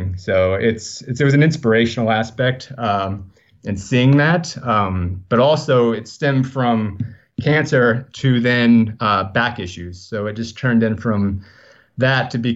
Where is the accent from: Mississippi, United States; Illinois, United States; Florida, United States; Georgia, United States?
Florida, United States; Leesburg; now in Venice, California, United States; I was born in Leesburg, Florida. So I don't think it's a place that many people have ever heard of. But yeah, I was born in Central Florida area.